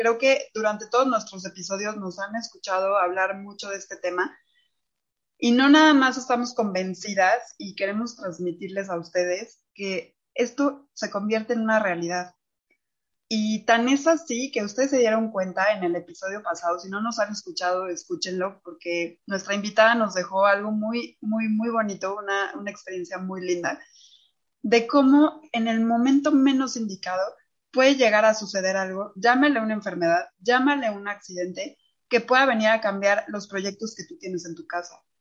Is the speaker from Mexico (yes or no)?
yes; Mexico; Somos mujeres mexicanas